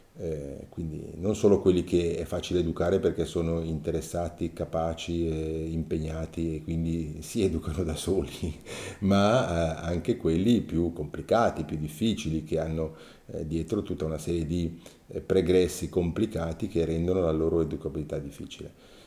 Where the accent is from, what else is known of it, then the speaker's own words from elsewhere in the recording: Mendrisiotto, Ticino, Switzerland; sono nato nel 1961 nel Mendrisiotto, nel Mendrisiotto perché ho, ho girato in diversi comuni e poi alla fine del ginnasio